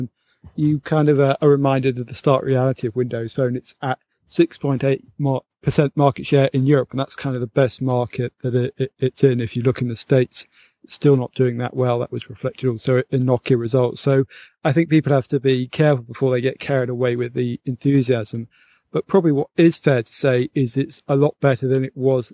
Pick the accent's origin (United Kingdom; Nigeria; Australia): United Kingdom; England; here in Britain